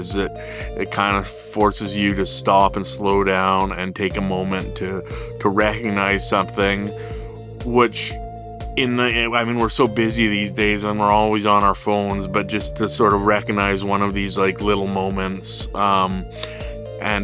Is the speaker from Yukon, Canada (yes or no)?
yes; Whitehorse, Yukon, Canada; I was born and raised in Whitehorse, Yukon. I grew up here, went away to school, as so many of us do, but then came back and made my home here